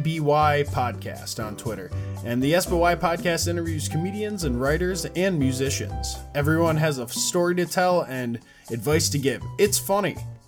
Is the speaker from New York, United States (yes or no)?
yes; New York, United States; we're talking about Matt's state, actually, of New York and my home state.